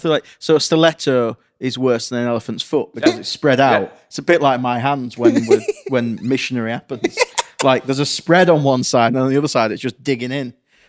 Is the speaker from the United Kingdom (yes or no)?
yes; Penistone, Yorkshire and the Humber, United Kingdom; My hometown is called Penis Town.